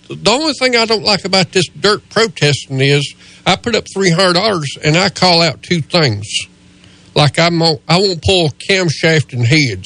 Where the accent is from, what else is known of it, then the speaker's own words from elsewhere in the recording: Spartanburg, South Carolina, United States; I'm from Spartanburg.